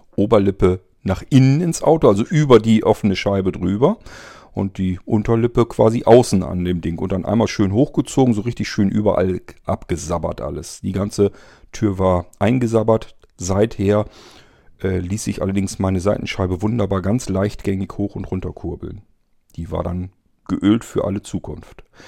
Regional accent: area of Tierpark Ströhen, Lower Saxony, Germany; moved away; in meine alte Heimat, wo ich ursprünglich herkomme. Das ist der Ströer Tierpark.

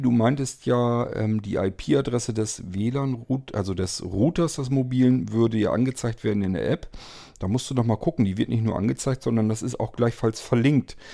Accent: Germany; hier bei uns in Deutschland

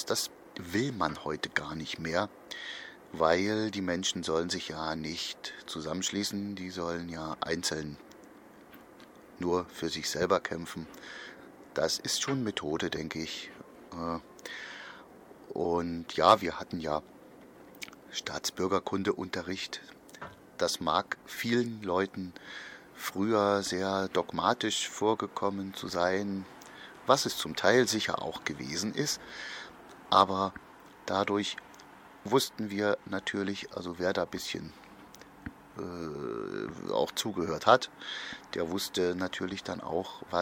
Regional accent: East Germany, Germany; bei uns in der DDR in den 50ern, 60ern wurden da viele Fehler gemacht

